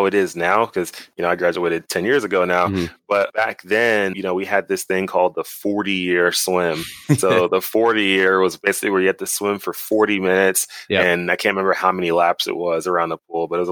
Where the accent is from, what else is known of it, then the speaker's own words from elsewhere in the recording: Dallas, Texas, United States; moved away as an adult; originally I'm from Dallas, Texas. I grew up there pretty much my whole life